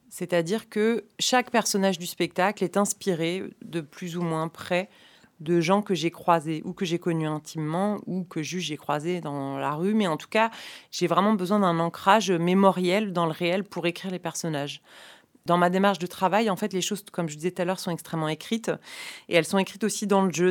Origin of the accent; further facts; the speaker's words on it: about 30 km from Niort, Nouvelle-Aquitaine, France; la scène nationale de Niort, euh, la ville qui est à une trentaine de kilomètres de là où j'ai grandi